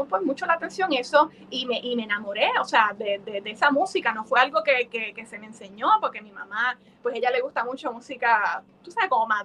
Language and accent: Spanish; Puerto Rico; tú sabes que yo soy una bandera de Puerto Rico andante